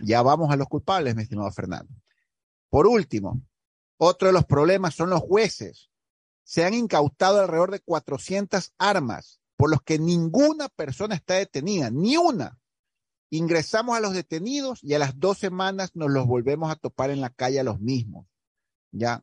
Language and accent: Spanish; Ecuador; yo como ecuatoriano